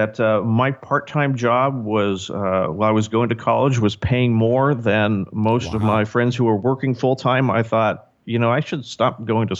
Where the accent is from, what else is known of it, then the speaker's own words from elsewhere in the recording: Irvine, California, United States; also born or lived in Tustin, California; I grew up here in Southern California. I'm one of the few actual natives. I've lived within probably a 10-mile radius for my entire life.